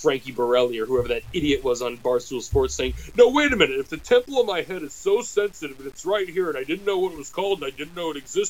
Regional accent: United States; as American

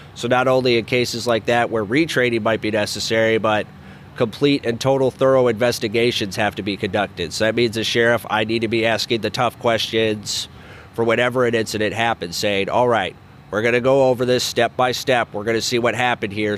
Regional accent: Colorado, United States; born or raised there

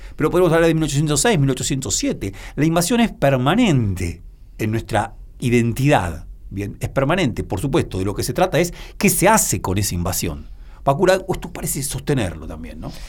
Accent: Argentina

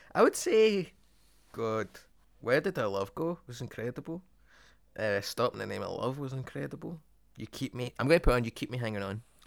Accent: Dagenham, London, United Kingdom; I'm from Dagenham

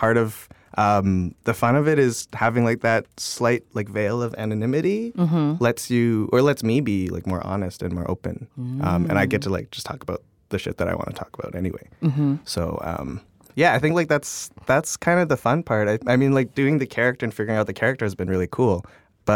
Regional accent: Toronto, Ontario, Canada; moved away as an adult; now in United States; I grew up, like, right downtown in Toronto.

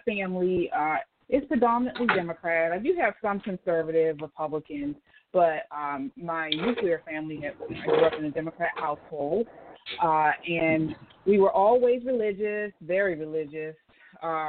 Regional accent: Baltimore, Maryland, United States; born and raised in Baltimore City, Maryland.

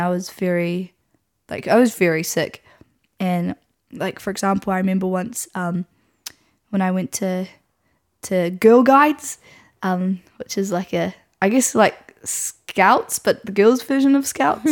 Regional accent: Nelson, New Zealand; I grew up in Nelson, um, which is where I still am

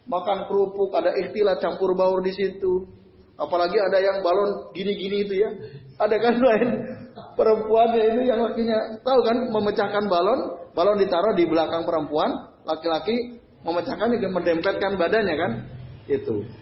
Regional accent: Kudus, Central Java, Indonesia; termasuk di kampung saya itu di Sampangan itu ya. Wah itu repot juga. Maka kemarin saya nggak datang juga, saya ke Kudus pulang waktu itu kemarin.

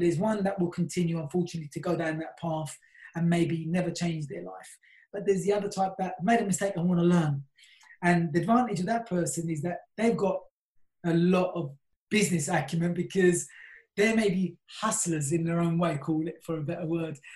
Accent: London, United Kingdom; I'm originally from South London

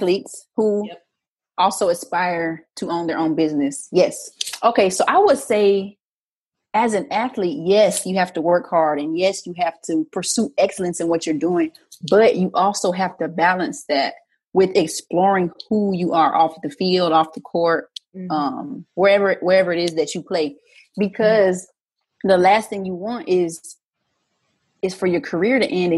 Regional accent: Arizona, United States; I grew up in Arizona

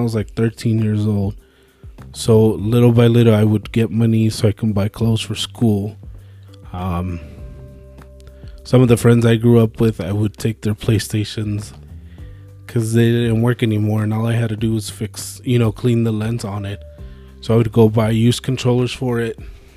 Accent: Phoenix, Arizona, United States; moved away as an adult; now in Albuquerque, United States; I grew up in Phoenix

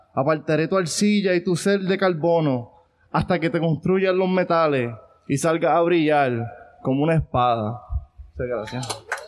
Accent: Ponce, Puerto Rico; yo soy de Ponce

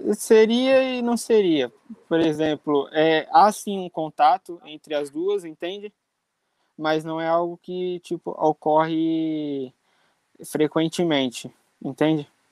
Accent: Jarinu, São Paulo, Brazil; moved away as an adult; also born or lived in São Bernardo do Campo; now in Coimbra, Portugal; só nasci em São Bernardo, mas minha vida inteira, infância, tudo, sempre foi em Jarinu.

